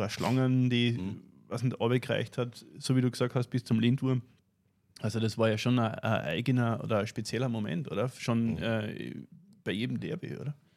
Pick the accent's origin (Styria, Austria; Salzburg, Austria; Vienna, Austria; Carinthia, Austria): Carinthia, Austria; für uns in Kärnten